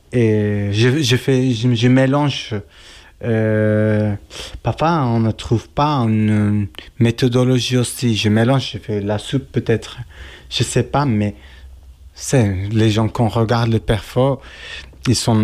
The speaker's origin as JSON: {"language": "French", "country": "Turkey", "second_language": "French", "moved": "as an adult", "lives_now": "Geneva, Switzerland", "said": "je viens de la Turquie, mais je suis kurde"}